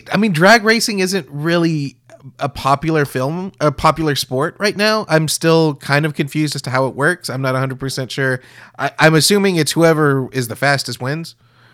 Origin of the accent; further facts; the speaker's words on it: United States; as an American